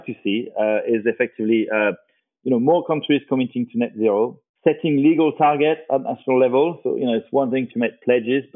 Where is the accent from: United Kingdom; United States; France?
France; I'm from France.